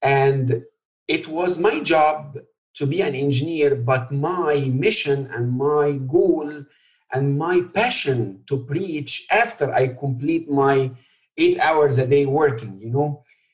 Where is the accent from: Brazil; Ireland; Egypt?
Egypt; now in United States; I grew up in Egypt, born and raised in a Christian family. And I would say it's more like a cultural Christian.